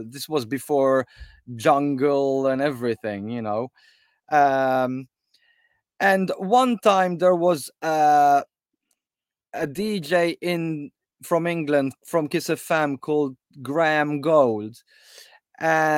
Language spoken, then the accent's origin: English; Malta; now in United Kingdom; I came from Malta